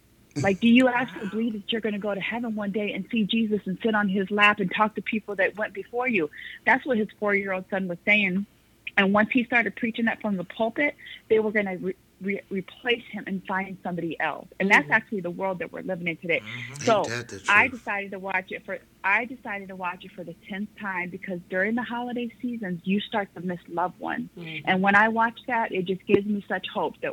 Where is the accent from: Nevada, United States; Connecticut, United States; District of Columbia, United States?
Nevada, United States; Las Vegas; I grew up in Las Vegas, Nevada. My parents moved me there my third grade year, like the middle of school when I was 8